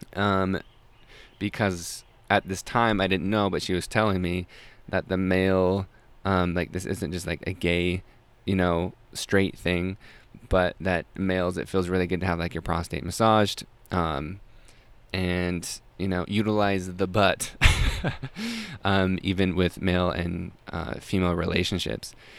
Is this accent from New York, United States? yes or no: no; Salt Lake City, Utah, United States; I grew up in Salt Lake City, Utah.